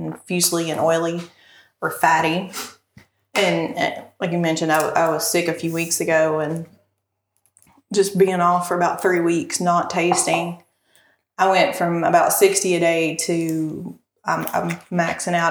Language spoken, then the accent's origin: English; Casey County, Kentucky, United States; I grew up in Casey County